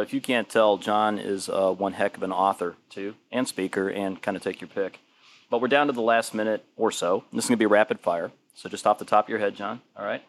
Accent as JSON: {"language": "English", "town": "Detroit", "region": "Michigan", "country": "United States", "moved": "yes", "said": "I'm originally from Detroit."}